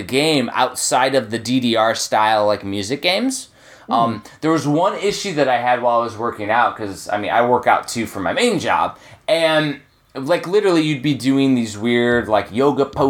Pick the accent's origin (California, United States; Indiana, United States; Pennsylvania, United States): Indiana, United States; Chicagoland, Northwest; also born or lived in Texas; now in Georgia, United States; I'm originally from Northwest Indiana, Chicagoland